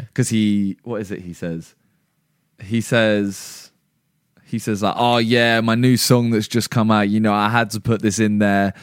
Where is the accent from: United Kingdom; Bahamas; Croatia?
United Kingdom; England; we're English